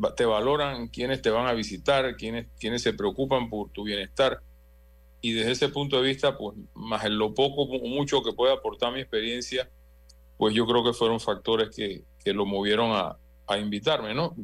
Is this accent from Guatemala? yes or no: no; Panama